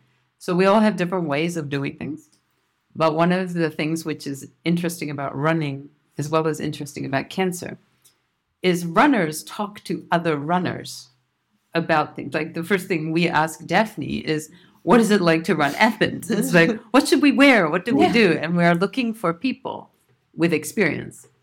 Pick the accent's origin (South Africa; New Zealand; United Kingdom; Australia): New Zealand; now in Tokyo, Japan; I'm from New Zealand, but live in Tokyo